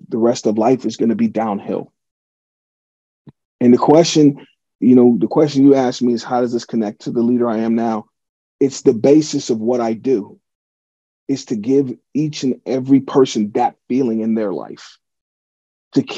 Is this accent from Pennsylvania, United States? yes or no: yes; Pittsburgh, Pennsylvania, United States; my hometown team, the Steelers